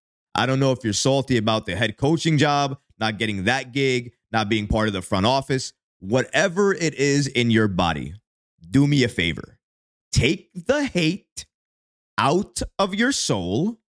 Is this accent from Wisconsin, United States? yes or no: no; New York, United States; When we're from New York